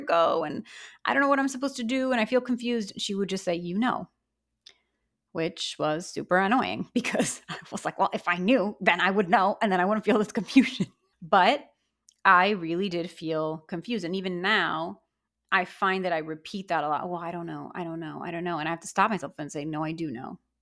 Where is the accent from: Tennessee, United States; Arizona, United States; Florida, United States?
Florida, United States; Miami; I grew up in Miami.